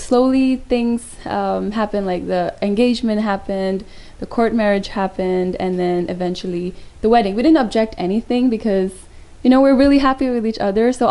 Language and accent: English; Hong Kong; I'm actually Hong Kong-born Indian